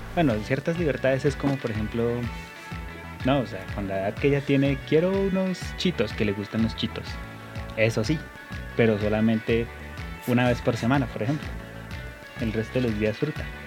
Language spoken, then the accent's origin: Spanish; Colombia; como somos buenos colombianos